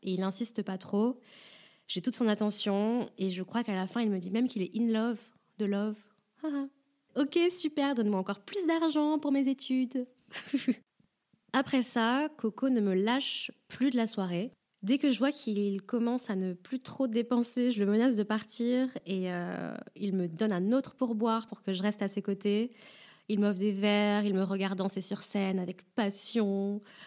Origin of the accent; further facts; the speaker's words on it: France; je suis française